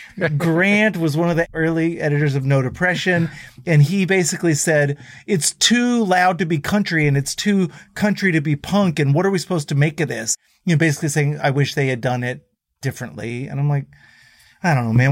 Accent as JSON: {"language": "English", "town": "Dallas", "region": "Texas", "country": "United States", "said": "these Texan kids from the 90s"}